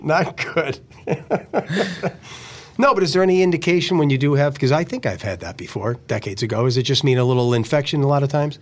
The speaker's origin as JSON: {"language": "English", "area": "Lackawanna County", "region": "Pennsylvania", "country": "United States", "tie": "born or raised there", "said": "growing up in Lackawanna County."}